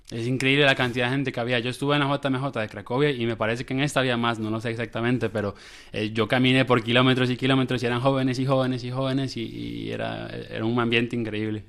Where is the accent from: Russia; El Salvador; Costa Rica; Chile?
Costa Rica; San José; De Costa Rica, de Costa Rica, de San José, de la capital